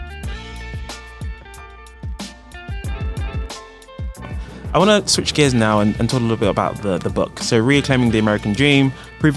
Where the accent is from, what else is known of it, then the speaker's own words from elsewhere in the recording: London, United Kingdom; I'm from London